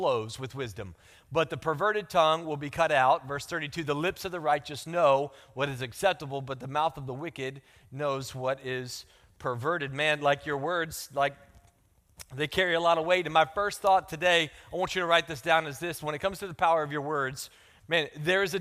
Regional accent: the South, United States; accent: country; I'm from the South

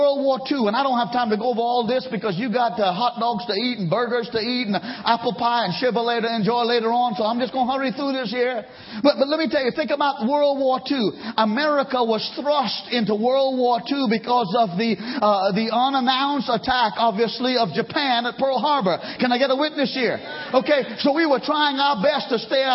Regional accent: Trinidad & Tobago; also born or lived in India (ancestry); now in United States; Where I was born in Trinidad

